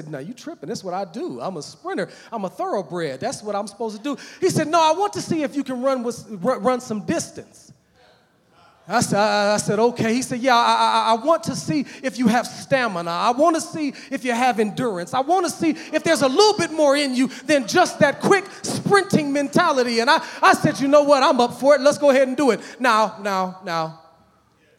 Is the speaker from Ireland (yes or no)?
no; United States; When I was growing up as a little boy, amen, I grew up in Park Hill